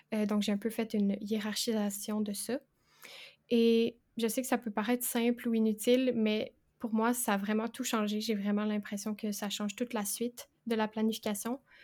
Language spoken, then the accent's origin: French; Quebec, Canada; J'ai 22 ans et je suis québécoise.